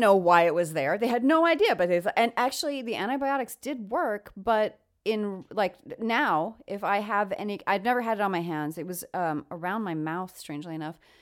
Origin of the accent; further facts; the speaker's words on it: New York, United States; now in California, United States; I'm actually from New York